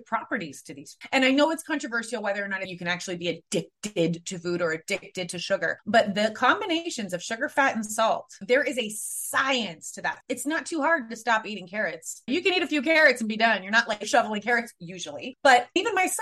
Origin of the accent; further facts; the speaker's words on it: San Francisco, California, United States; also born or lived in Spain; I was raised in San Francisco